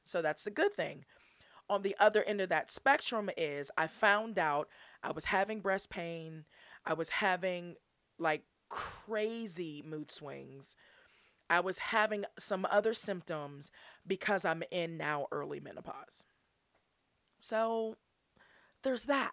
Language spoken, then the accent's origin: English; Pittsburgh, Pennsylvania, United States; I'm from Pittsburgh.